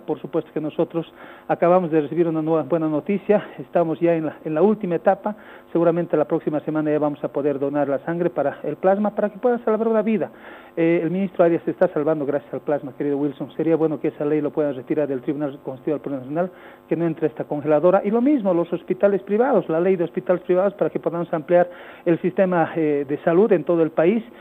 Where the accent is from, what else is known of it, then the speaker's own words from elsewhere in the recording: Bolivia; que somos bolivianos